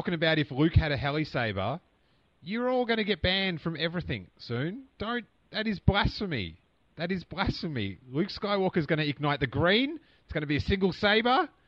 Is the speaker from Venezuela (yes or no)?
no; Australia; accent: Australian; it's my Australian accent